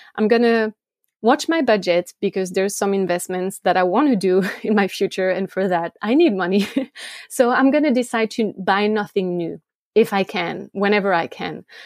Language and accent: English; France; English is a second language; moved away as an adult; also born or lived in Switzerland; now in United States; I grew up in France